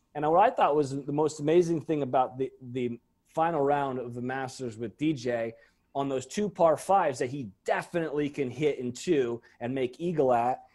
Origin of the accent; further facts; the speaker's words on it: Monterey, California, United States; I grew up in Monterey